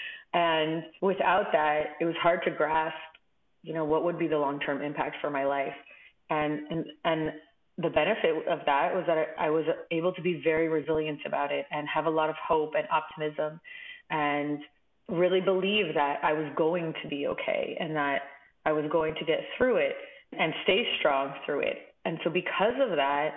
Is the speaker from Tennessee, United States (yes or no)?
no; Los Angeles, California, United States; I'm originally from Los Angeles